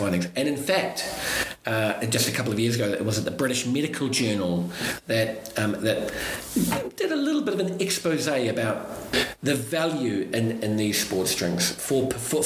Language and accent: English; New Zealand; now in United Kingdom; I'm still a foreigner here, I'm originally from New Zealand